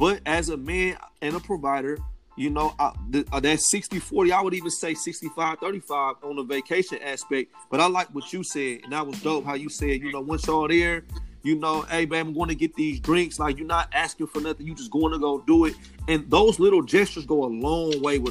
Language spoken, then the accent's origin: English; Oakland, California, United States; I'm from Oakland, California.